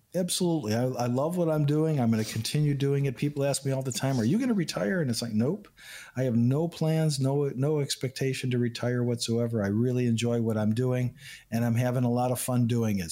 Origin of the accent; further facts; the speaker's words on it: Chicago, Illinois, United States; also born or lived in Houston, Texas; I was born and raised in Chicago, in Illinois